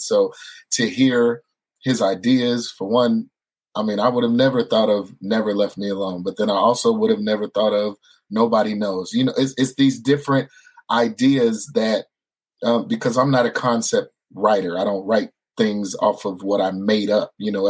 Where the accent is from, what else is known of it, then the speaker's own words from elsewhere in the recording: California, United States; also born or lived in Hawaii; I'm a military brat. I was born in Hawaii. We moved to California. I was raised in California.